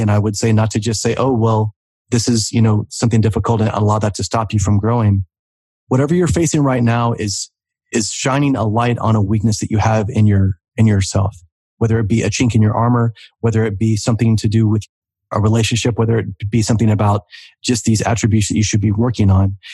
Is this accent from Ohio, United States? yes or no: no; Oklahoma, United States; growing up in Oklahoma